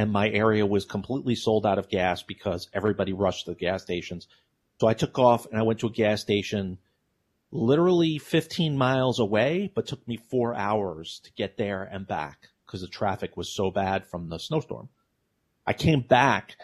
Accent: New York City, New York, United States; moved away; I'm from New York City

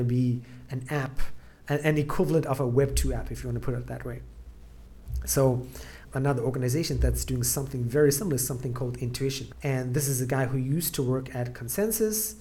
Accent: South Africa; moved away; originally I'm from South Africa

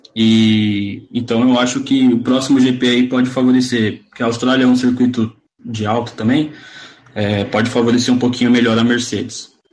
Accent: Brazil; eu sou brasileiro

